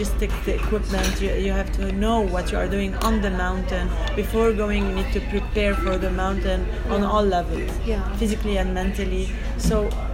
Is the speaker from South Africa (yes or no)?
no; Beirut, Beirut Governorate, Lebanon; moved away as an adult; also born or lived in Los Angeles / Europe; I'm from Beirut